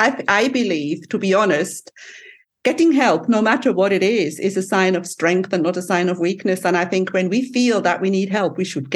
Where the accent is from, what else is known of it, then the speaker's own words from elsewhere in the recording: Switzerland; now in Cyprus; I'm from Switzerland